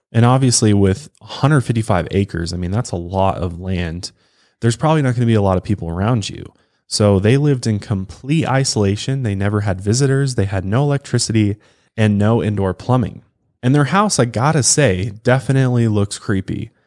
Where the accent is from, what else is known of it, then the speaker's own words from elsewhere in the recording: Colorado, United States; accent: Colorado accent, country accent; I'm from Colorado. I have a very, like, country accent, I think.